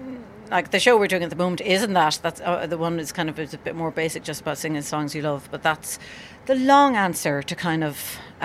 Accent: Cork, Munster, Ireland; I'm from Cork, a village in Ireland

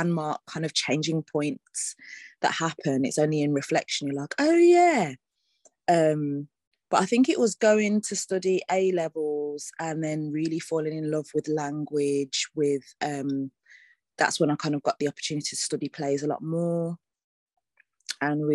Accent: Birmingham, West Midlands, United Kingdom; I am Brummie through and through. So, yeah, the community network there in terms of the arts is, like, it's a proper lifeline for a lot of people. And yeah, like, there were so many opportunities for me as a young person

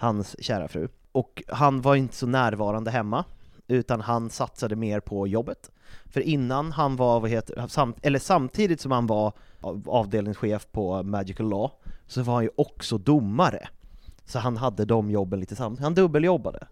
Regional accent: Uppsala, Uppsala County, Sweden; jag kommer från Uppsala

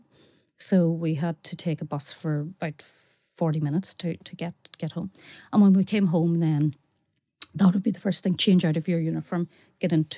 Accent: Carrickmore, Northern Ireland, United Kingdom; I come from Carrickmore and it is 100% a Republican area

